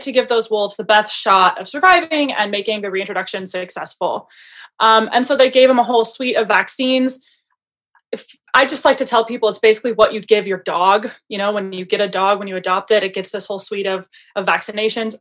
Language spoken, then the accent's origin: English; Michigan, United States; moved away as an adult; also born or lived in Montana / Pennsylvania; I'm originally from Michigan